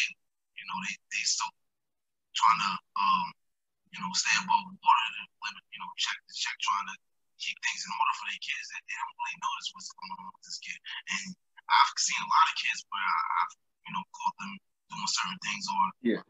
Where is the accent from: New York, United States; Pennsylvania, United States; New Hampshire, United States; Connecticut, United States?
New York, United States; Albany; You know, definitely growing up around College Street. You know, I grew up around Z Block, so it prepared me for adulthood in a different way